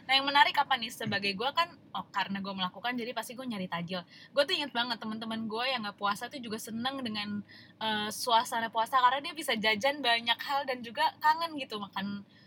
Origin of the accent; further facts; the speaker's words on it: Padang, West Sumatra, Indonesia; gue orang Padang